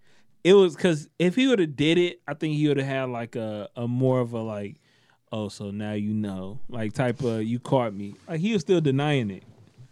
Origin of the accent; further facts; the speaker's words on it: United States; I'm American, bro.